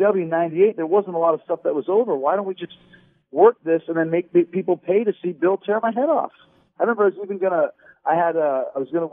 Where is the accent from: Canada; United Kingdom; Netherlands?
Canada; Winnipeg, Manitoba; I grew up in Winnipeg, so in Canada